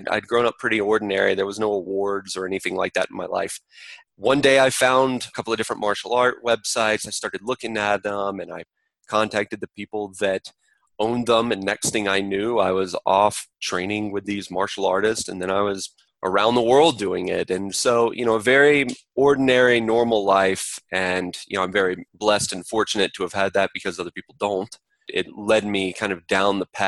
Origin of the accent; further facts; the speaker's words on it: Atlanta, Georgia, United States; I grew up in Atlanta, Georgia, a very middle-class life